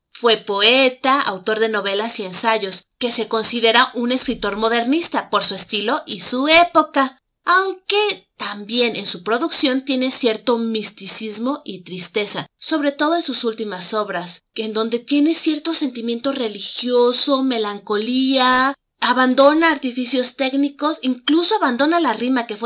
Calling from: Mexico City, Mexico; los saludo desde la Ciudad de México.

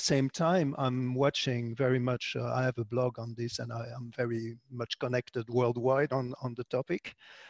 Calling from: Canada; I'm calling from Canada

